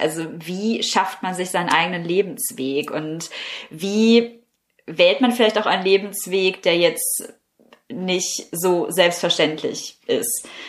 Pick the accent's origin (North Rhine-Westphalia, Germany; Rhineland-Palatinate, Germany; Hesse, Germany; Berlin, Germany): North Rhine-Westphalia, Germany; Herne; moved away as an adult; in meiner Heimatstadt Herne